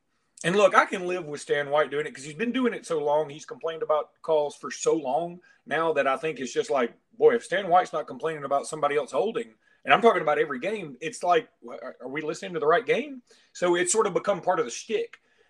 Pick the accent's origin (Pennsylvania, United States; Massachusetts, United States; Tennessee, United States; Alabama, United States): Alabama, United States; Alexander City; Look, I grew up in Alexander City.